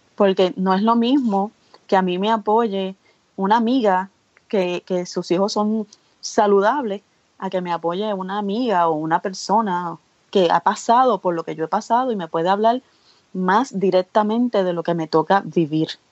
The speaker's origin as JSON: {"language": "Spanish", "country": "Puerto Rico", "said": "soy de Puerto Rico"}